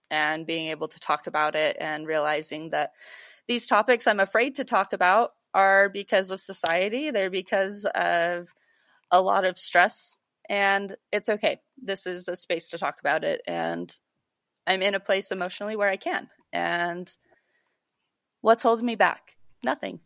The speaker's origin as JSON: {"language": "English", "region": "Utah", "country": "United States", "tie": "born or raised there", "also_born_or_lived": "Idaho", "said": "I grew up a lot in Utah and Idaho"}